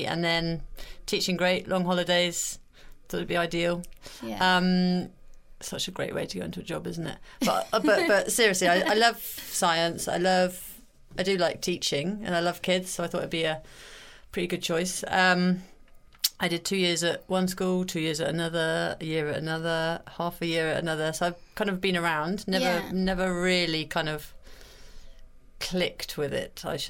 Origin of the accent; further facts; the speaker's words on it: Hereford, West Midlands, United Kingdom; I'm from Hereford